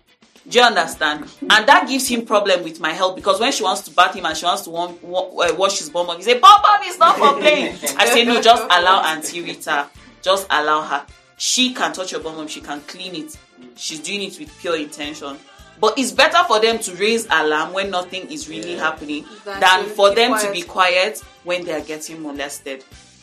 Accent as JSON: {"language": "English", "town": "Dogondose", "country": "Nigeria", "tie": "born there", "said": "I was born in Dogondose, in a government quarters, you know, this upstairs building that you have."}